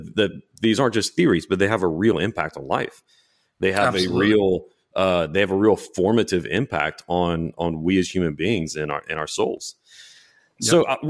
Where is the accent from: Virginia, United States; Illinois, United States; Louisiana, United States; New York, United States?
Louisiana, United States; I'm from South Louisiana, so that's Doucan.